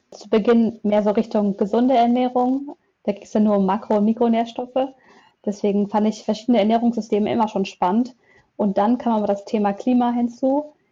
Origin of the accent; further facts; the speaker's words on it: Münster, North Rhine-Westphalia, Germany; Aus Münster.